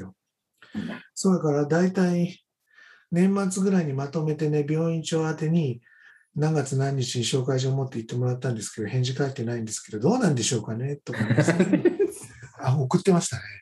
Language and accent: Japanese; Kohoku area, northern Shiga Prefecture, Japan; also born or lived in Ryuo, Shiga; 私はもともと出身は滋賀県の北の方、あの湖北地方の出身になります